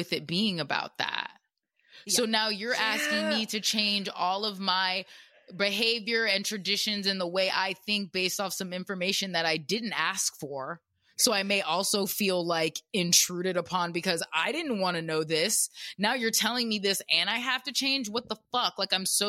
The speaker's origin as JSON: {"language": "English", "region": "the South", "country": "United States", "tie": "born or raised there", "said": "I grew up in the South"}